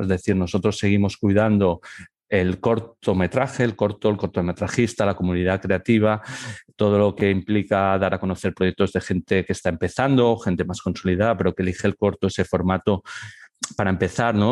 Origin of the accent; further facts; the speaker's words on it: Barcelona, Catalonia, Spain; moved away as an adult; now in Elche, Spain; en Barcelona, que es donde eh, he realizado mi formación y mi primera experiencia profesional, porque soy de allí